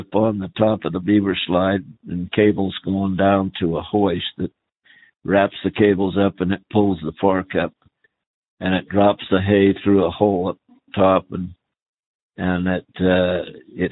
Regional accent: Lima, Montana, United States; also born or lived in Rock Springs, Wyoming / McKinnon, Wyoming / Utah; I live in Lima, Montana. I went to school here from the time I was in the third grade till I was a junior

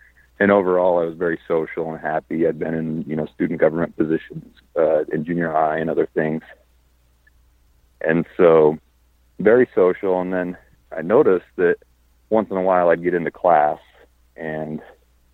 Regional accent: Utah, United States; moved away as an adult; now in Las Vegas, United States; I live in Las Vegas. I grew up in Utah

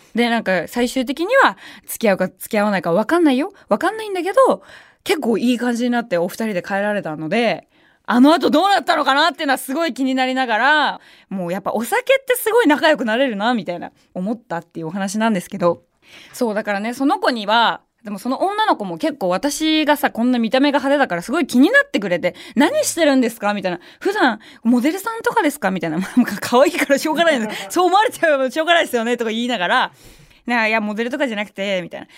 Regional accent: Shitamachi, Tokyo, Japan; 私まあ下町出身なんで

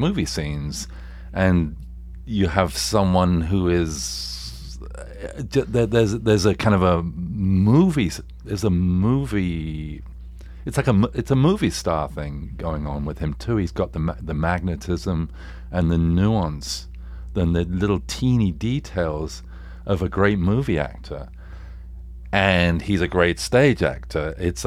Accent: England, United Kingdom

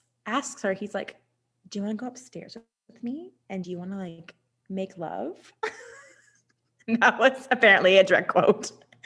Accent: United Kingdom; I'm so sorry. I'm British.

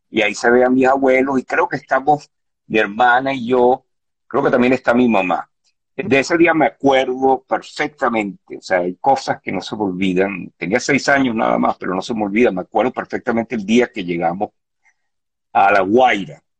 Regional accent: Tangier, Tanger-Tetouan-Al Hoceima, Morocco; born there; mis padres nacieron en Tetuán, y mi hermana y yo nacimos en Tánger porque mi papá eh, se fue a vivir a Tánger porque ahí montó un negocio

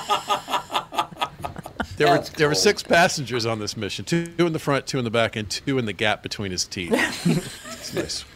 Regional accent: Florida, United States; I was born in Florida.

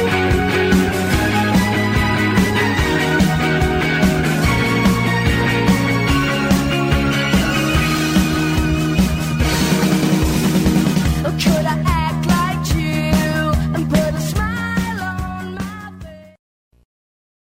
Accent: New Jersey, United States; my home state of New Jersey

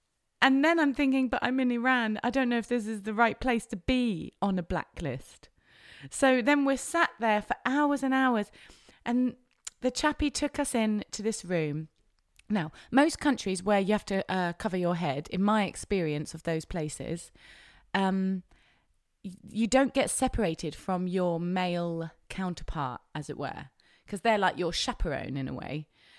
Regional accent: England, United Kingdom; As an English person, you can go to a place called Kish, which is the place we tried to go to.

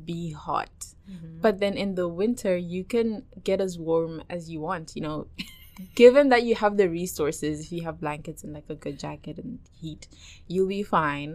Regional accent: Zimbabwe; also born or lived in United Kingdom; now in Hamden, United States; I'm from Zimbabwe. That's where I live

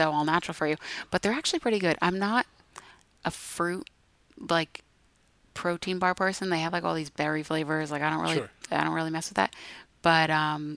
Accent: United States; I'm such an American.

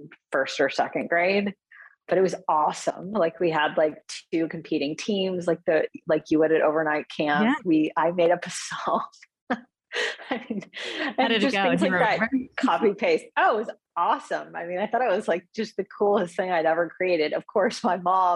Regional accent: Houston, Texas, United States; which is where I grew up in Houston

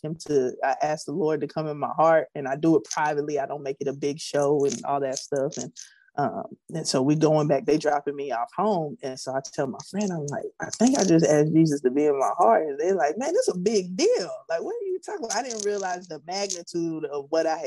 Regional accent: Prairie View, Texas, United States; I grew up in Prairie View, Texas.

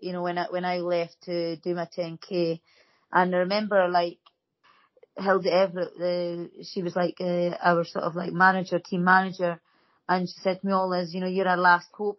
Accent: Dundee, Scotland, United Kingdom; I was from Whitfield

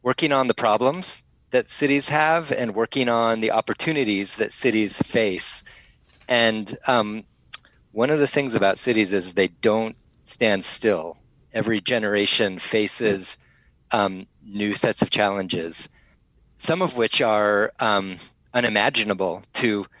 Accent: Boulder, Colorado, United States; moved away as an adult; also born or lived in San Francisco; now in Sydney, Australia; I grew up in Boulder, Colorado. So a small town in the mountains

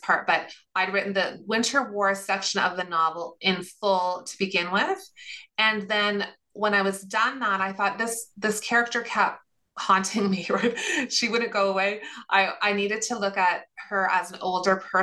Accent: Sudbury, Ontario, Canada; I grew up in Sudbury, Ontario, so about 3.5 hours north of Toronto, and to Finnish parents

